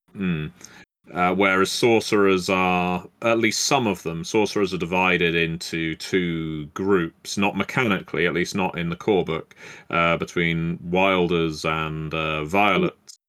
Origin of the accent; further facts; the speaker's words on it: England, United Kingdom; I've been so magnanimous as an Englishman